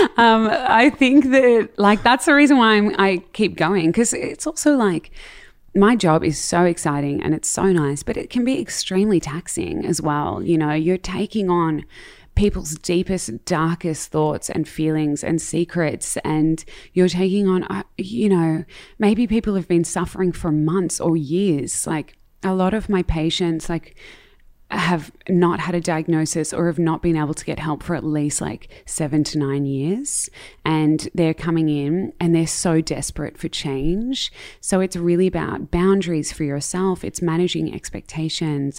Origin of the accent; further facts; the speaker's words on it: Melbourne, Victoria, Australia; I grew up in Melbourne, in Marambina, and I have Dutch parents